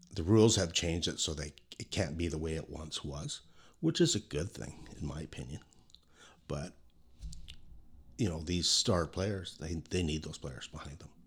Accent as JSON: {"language": "English", "town": "Kelowna", "region": "British Columbia", "country": "Canada", "tie": "born or raised there", "said": "growing up in Kelowna"}